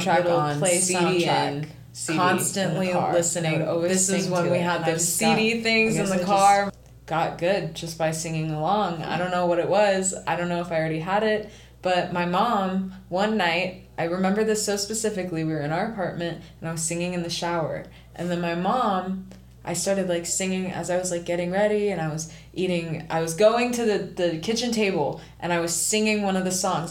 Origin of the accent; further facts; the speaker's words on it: Ohio, United States; I'm just from Ohio